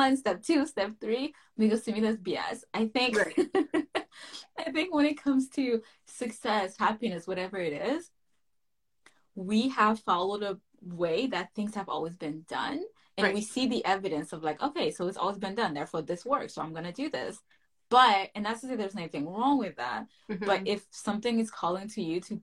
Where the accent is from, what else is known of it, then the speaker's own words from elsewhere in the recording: Haiti; moved away; We both were born and raised in Haiti for a big chunk of our lives.